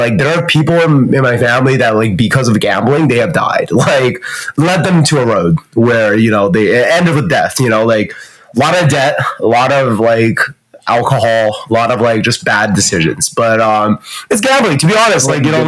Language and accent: English; China; born there; I was born in China. I have a Canadian citizenship.